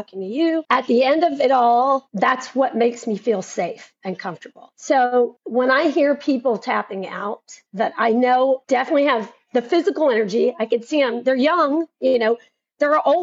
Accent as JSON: {"language": "English", "region": "Tennessee", "country": "United States", "said": "I'm from Tennessee."}